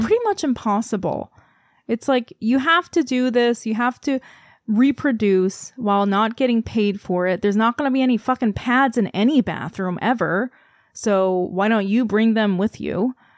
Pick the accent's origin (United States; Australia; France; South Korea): South Korea; moved away; I'm from Korea